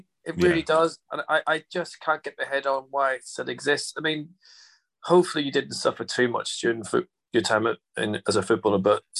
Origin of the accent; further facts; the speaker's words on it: Ireland; And I always put down as, like, you know, being Irish in the 80s, there was a lot of things going on because of the Troubles and everything else.